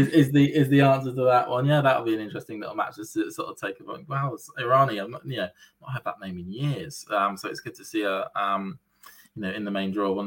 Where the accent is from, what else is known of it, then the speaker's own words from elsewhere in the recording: United Kingdom; As a British tennis fan